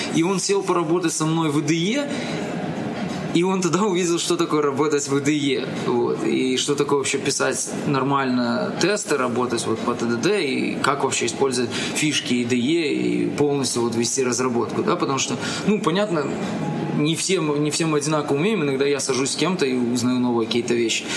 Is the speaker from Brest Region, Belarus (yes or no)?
no; Minsk, Belarus; moved away as an adult; now in Kyiv, Ukraine; я сам коренной, коренной минчанин и всю жизнь прожил в Минске